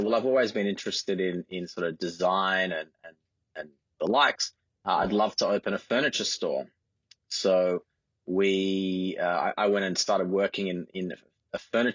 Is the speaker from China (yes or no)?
no; Sydney, New South Wales, Australia; I grew up in the eastern suburbs. I was born in Paddington and grew up around Centennial Park. Went to school in Bondi Junction.